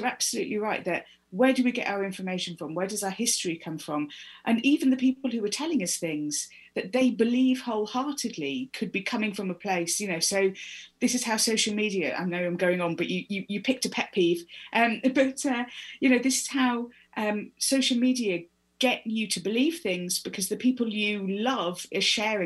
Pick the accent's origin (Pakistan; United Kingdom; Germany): United Kingdom; I was not taught about this at school. I'm British